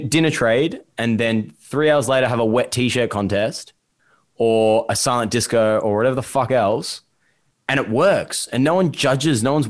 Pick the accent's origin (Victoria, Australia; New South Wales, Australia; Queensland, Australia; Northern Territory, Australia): Victoria, Australia; Melbourne; I grew up in Essendon